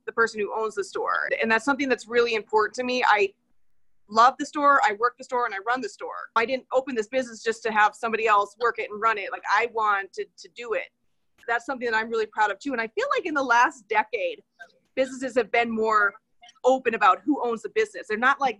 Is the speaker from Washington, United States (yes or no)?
no; Prescott, Arizona, United States; when I was growing up in Prescott, we lived just right downtown